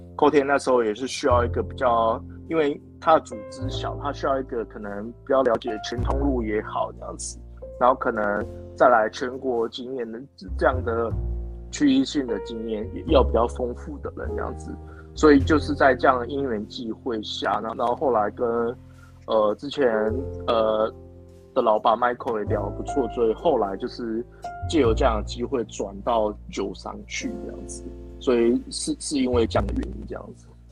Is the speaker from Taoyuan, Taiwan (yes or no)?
no; Kaohsiung, Taiwan; now in Taichung, Taiwan; 我是台中人，但是其实我， 对。我自己本身是， 呃，高雄人，然后我其实在高雄出生